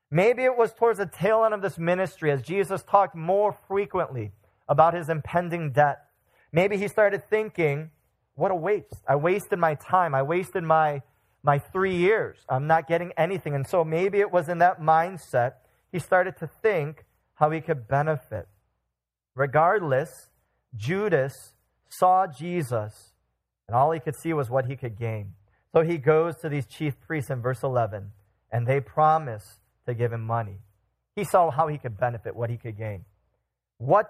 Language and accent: English; Chicago, Illinois, United States; I'm from Chicagoland